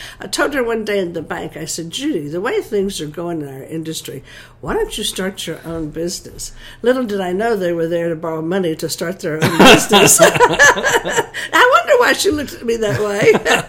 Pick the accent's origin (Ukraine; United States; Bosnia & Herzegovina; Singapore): United States; Georgia; Yes, I am.